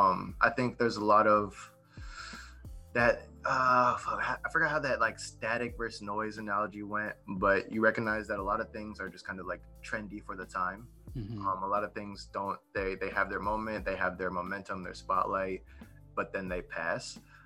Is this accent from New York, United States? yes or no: yes; New York, United States; born there; also born or lived in Ohio / Florida; now in Texas, United States; So I was born in New York, and then from there I moved to Ohio, and then from Ohio I moved to Texas